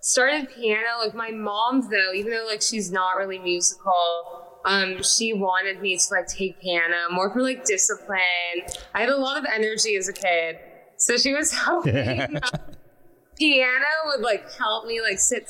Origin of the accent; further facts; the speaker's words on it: Los Angeles, California, United States; also born or lived in Salem, Massachusetts; I grew up in California